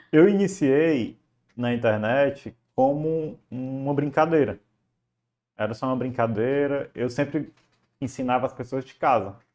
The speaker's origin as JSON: {"language": "Portuguese", "town": "Fortaleza", "region": "Ceará", "country": "Brazil", "said": "Olha, eu sou de Fortaleza, Ceará"}